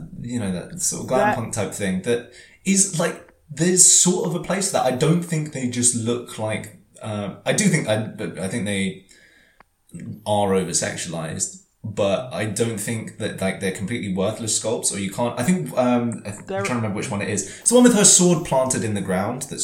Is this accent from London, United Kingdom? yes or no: yes; London, United Kingdom; growing up in Camden, which is really is one of like the certainly was one of the punk capitals of London.